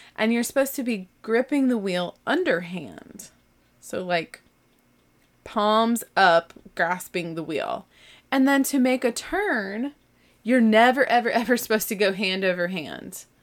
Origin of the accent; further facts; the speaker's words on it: Texas, United States; I'm from the South. I can tolerate heat. I was born in Texas